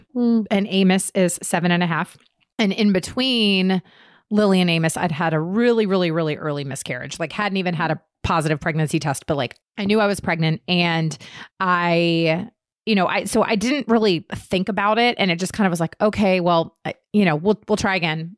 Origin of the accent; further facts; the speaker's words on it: Virginia, United States; now in North Carolina, United States; I'm originally from Virginia, not Lynchburg though.